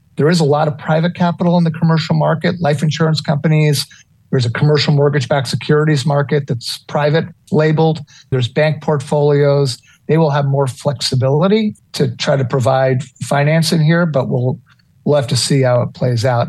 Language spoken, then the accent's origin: English; New York City, New York, United States; moved away; I'm a New York City kid. I was born in Manhattan